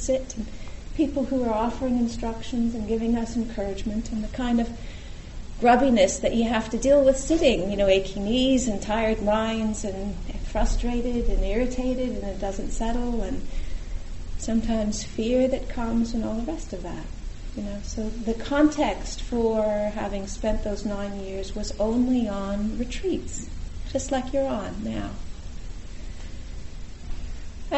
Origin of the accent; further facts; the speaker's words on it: California, United States; I'm from California